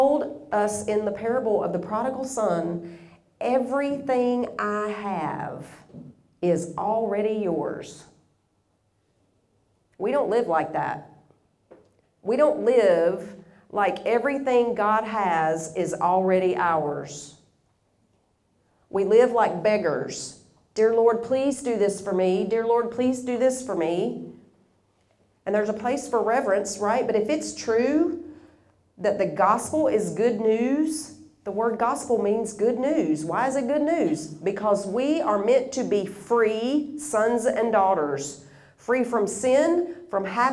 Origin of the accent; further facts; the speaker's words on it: Tennessee, United States; I'm from Tennessee, which is kind of midway east in the USA. So I'm from the South.